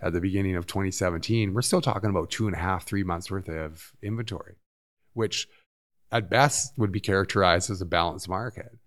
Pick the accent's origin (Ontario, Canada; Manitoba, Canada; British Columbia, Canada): British Columbia, Canada; Vancouver; moved away as an adult; I grew up in Vancouver.